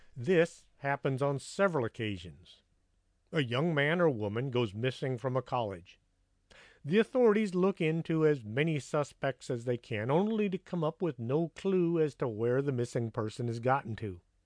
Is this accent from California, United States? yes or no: no; near Pasadena, Texas, United States; all living in Pasadena, Texas, which is just up the road from my hometown